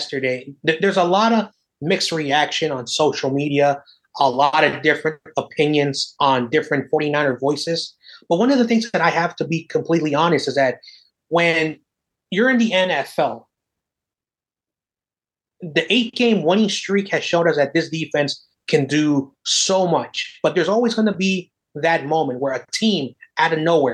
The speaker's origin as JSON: {"language": "English", "town": "San Francisco", "region": "California", "country": "United States", "tie": "born or raised there", "also_born_or_lived": "Oakland / San Jose", "said": "I am from San Francisco, born and raised, lived around the Bay Area, lived in Oakland, lives in San Jose"}